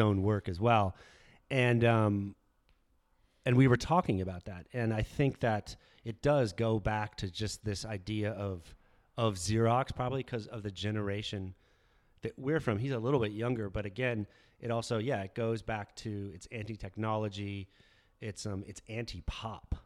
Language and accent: English; Tucson, Arizona, United States; I grew up in Tucson